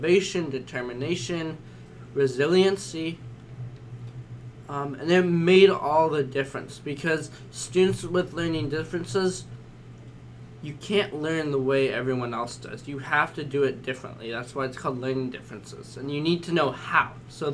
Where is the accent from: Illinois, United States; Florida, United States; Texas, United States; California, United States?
California, United States; San Francisco; I am from San Francisco. I went to a small high school there in this city.